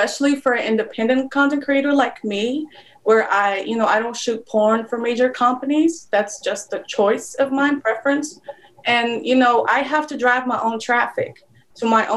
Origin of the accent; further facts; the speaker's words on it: Poland; English is a second language; moved away as an adult; now in United States; I'm originally from Poland. I moved to the United States like 3 years ago